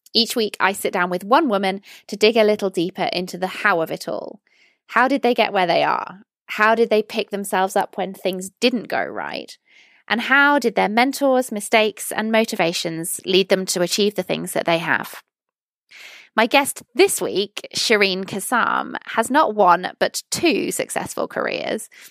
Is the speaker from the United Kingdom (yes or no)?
yes; United Kingdom; as a British person